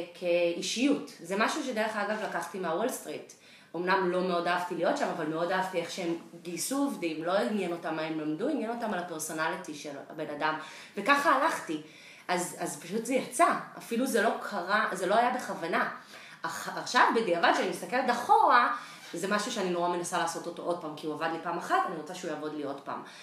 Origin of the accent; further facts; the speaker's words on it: Israel; moved away as an adult; also born or lived in Boston / New York; now in San Francisco, United States; אני ישראלית במקור, גרה היום בסן פרנסיסקו